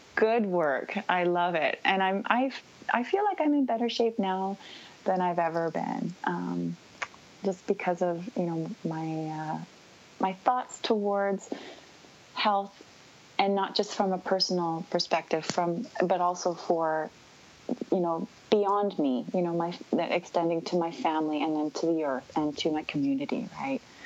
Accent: North Vancouver, British Columbia, Canada; moved away as an adult; now in Vancouver Island, Canada; I grew up in uh, North Vancouver. I was born and raised, uh, and I actually moved to Vancouver Island, which is where I'm located right now

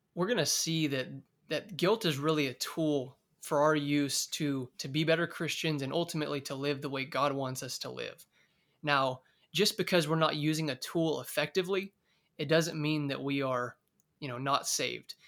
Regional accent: Oakdale, California, United States; moved away as an adult; now in Bakersfield, United States; I'm originally from Oakdale, California, and recently, about two years ago, I moved to Bakersfield, California

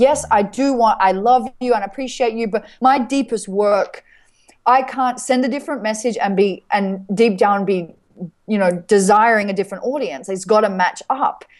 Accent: Australia; I'm grateful to be an Australian

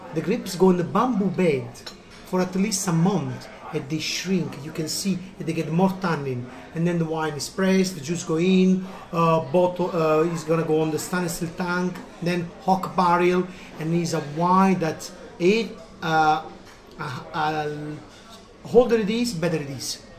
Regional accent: Naples, Campania, Italy; English is a second language; now in Limerick, Ireland; I'm from Napoli

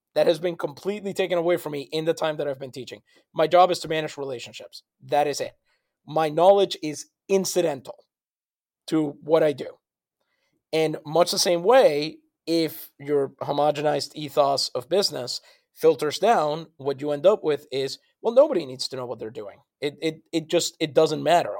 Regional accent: San Juan, Puerto Rico; moved away; I'm from San Juan.

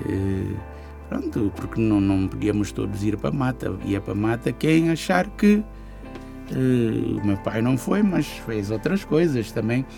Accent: Bissau, Guinea-Bissau; Então eu quando saí de Bissau

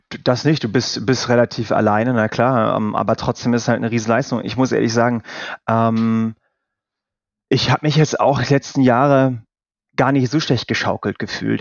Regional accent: North Rhine-Westphalia, Germany; bin ich aus Nordrhein-Westfalen

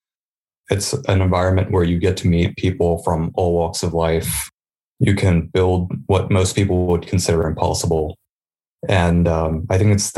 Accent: Sussex County, Delaware, United States; I come from Sussex County

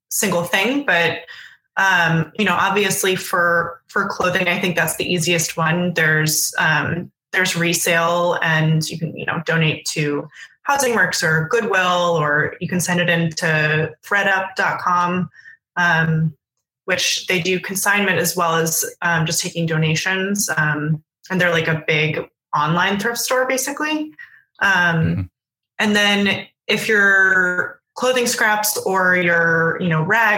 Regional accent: New York City, New York, United States; in my neighborhood when I was growing up on the Upper West Side

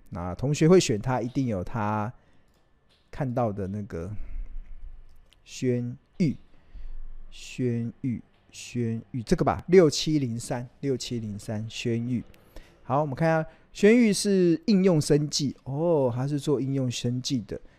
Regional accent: Taiwan; 我们身为台湾人

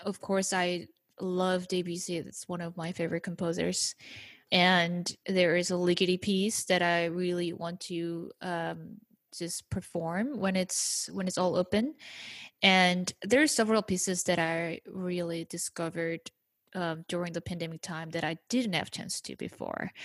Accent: South Korea; moved away; growing up in South Korea

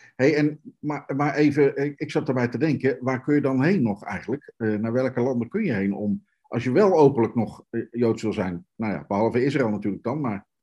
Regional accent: Netherlands; we zijn geboren en getogen Nederlanders

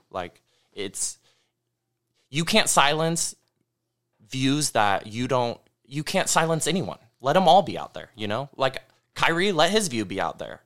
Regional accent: the North State, California, United States; growing up in the North State, as we all have

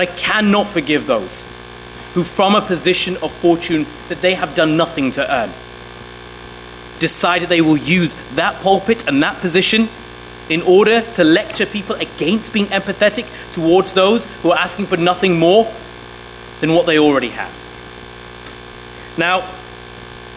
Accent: Sheffield, Yorkshire and the Humber, United Kingdom; also born or lived in Somalia; We came to the United Kingdom in 1993, and we grew up in Sheffield, in the north

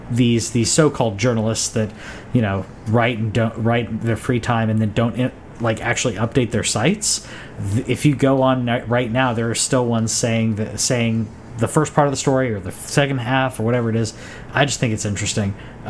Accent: United States

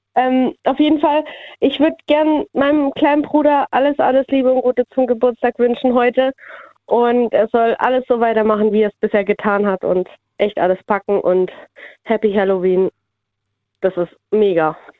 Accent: near Esslingen, Stuttgart area, Baden-Württemberg, Germany; Ich bin aus Eichwald, das ist bei Esslingen in der Nähe von Stuttgart

